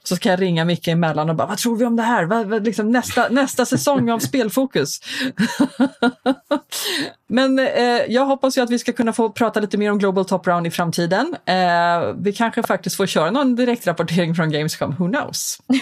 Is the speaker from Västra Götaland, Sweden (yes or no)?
no; Stockholm, Stockholm County, Sweden; jag är ju eh, någonting så ovanligt som en infödd stockholmare med lite utländskt påbrå förvisso, men jag är född faktiskt på SÖS